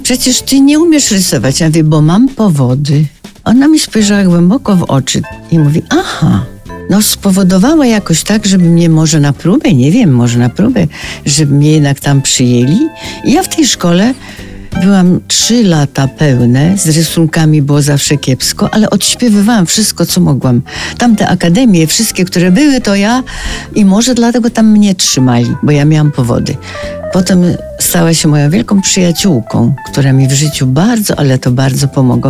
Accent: Polanica-Zdrój, Lower Silesian Voivodeship, Poland; moved away; ja się znalazłam w Polanicy z powodu choroby mamy. Tam chodziłam do szkoły powszechnej, kończyłam szkołę powszechną

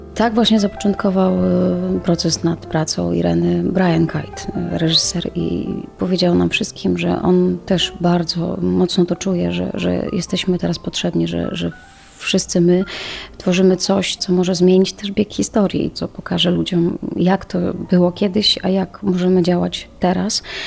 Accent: Ukraine; now in Poland; Ja sama pochodzę z Ukrainy, moi rodzice nadal tam mieszkają

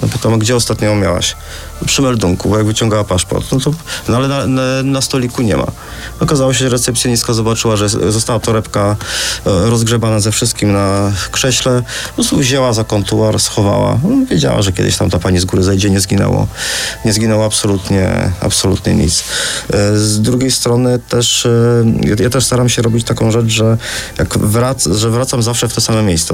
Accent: Poland; jesteśmy z Polski, a nie z Holandii

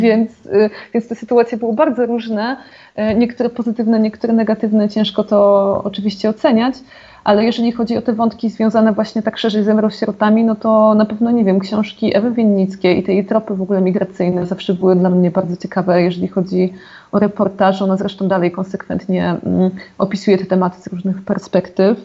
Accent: Zagłębie Dąbrowskie, Silesian Voivodeship, Poland; also born or lived in Katowice; ja jestem zagłębiaczką, czyli zaraz obok

